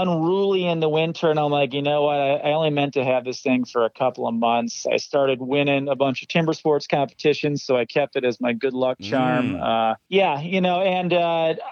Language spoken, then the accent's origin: English; Northern Wisconsin, United States; also born or lived in Costa Rica; I grew up in Northern Wisconsin